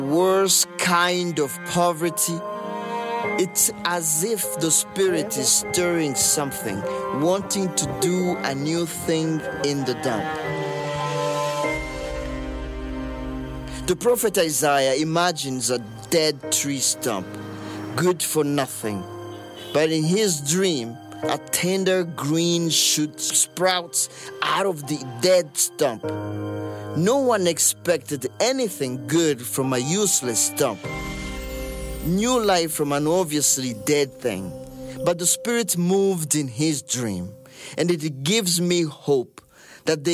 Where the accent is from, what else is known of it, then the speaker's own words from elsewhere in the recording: Bujumbura, Burundi; moved away; I grew up in Mutakura, a neighborhood not far from the dump